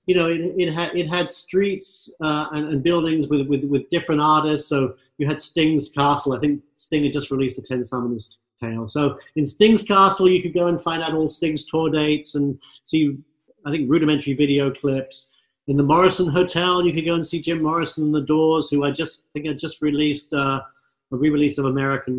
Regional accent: London, United Kingdom; now in California, United States; And, you know, once growing up in London, London's a fabulous town, but I think once you see the sunny skies of California

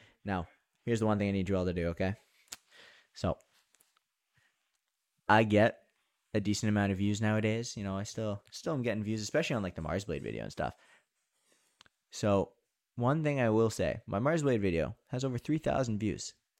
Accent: Canada; we're from Canada.

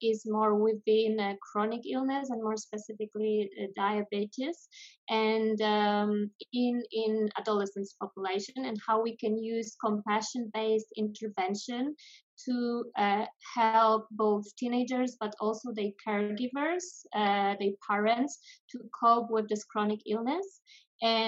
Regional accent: Poland; moved away as an adult; also born or lived in France / Amsterdam, Netherlands; now in Spain; I'm originally from Poland, but I left Poland when I was 18

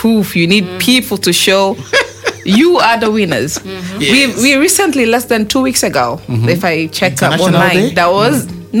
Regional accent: Gambia; And Gambia won. We have only 2.6 million people.

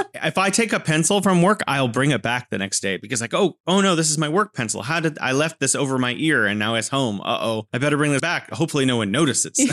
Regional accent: California, United States; now in Wuhan, China; I'm originally from California and now living in beautiful Wuhan, China.

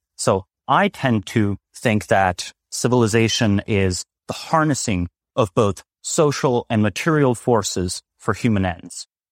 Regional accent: Slovenia; moved away; I'm originally from Slovenia

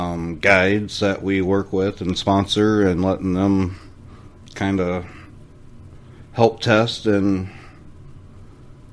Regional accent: Indiana, United States; moved away; I'm originally from Indiana.

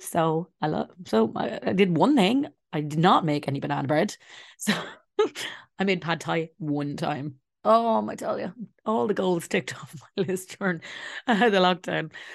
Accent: Ireland; as Irish people

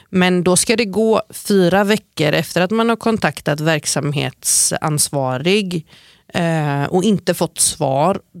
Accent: United States; also born or lived in Norway; jag är jude från USA och Norge.

